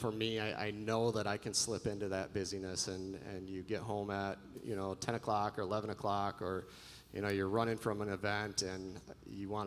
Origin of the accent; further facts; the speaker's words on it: West Michigan, United States; I grew up in West Michigan